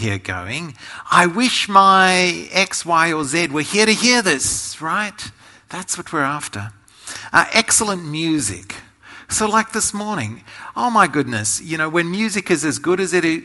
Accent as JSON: {"language": "English", "country": "Australia"}